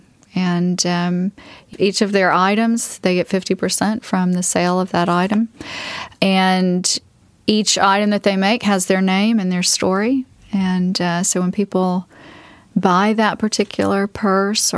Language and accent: English; the South, United States; growing up in the South, hospitality was always important to me